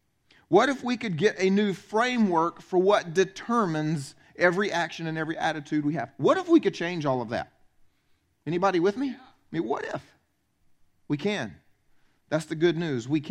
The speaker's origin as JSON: {"language": "English", "region": "the South", "country": "United States", "said": "I'm from the South"}